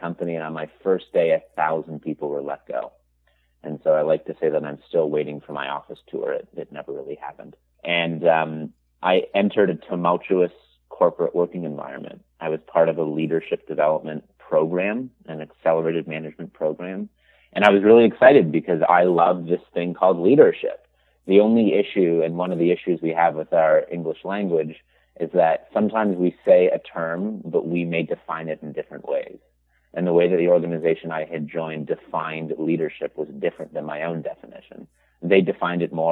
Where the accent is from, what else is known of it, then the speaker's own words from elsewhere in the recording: Toronto, Ontario, Canada; I'm from Toronto, Canada, born and raised.